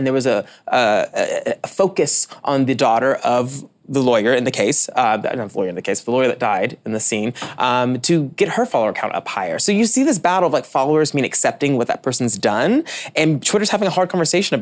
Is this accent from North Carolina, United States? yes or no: no; Tennessee, United States; now in New York, United States; I'm from Tennessee